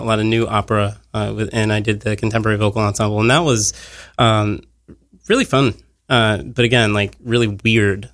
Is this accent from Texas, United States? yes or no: no; Monongahela, Pennsylvania, United States; now in New York, United States; I'm from Monongahela. Pittsburgh's like an hour away